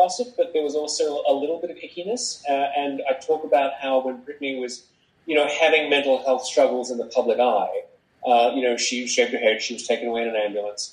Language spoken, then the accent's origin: English; Australia; moved away as an adult; now in New York, United States; I moved from Australia in 1998. And I was 27 then.